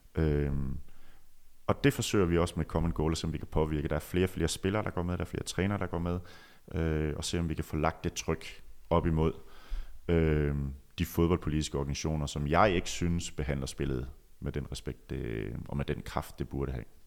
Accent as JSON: {"language": "Danish", "area": "Djursland", "region": "Central Denmark Region", "country": "Denmark", "tie": "born or raised there", "moved": "yes", "said": "min tid på Djursland, hvor jeg voksede op"}